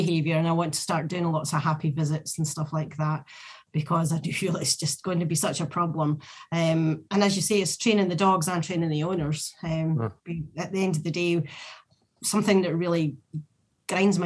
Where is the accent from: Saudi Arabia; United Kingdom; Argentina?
United Kingdom; Scotland; we're Scottish